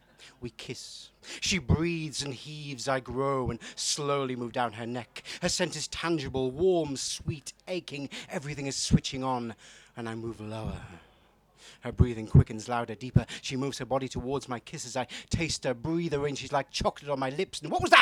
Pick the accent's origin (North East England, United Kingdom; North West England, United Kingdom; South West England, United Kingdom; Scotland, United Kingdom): North East England, United Kingdom; Newcastle; also born or lived in York; Hello, I'm from Newcastle. Should probably explain the accent. it's not really Geordie. I was a student in York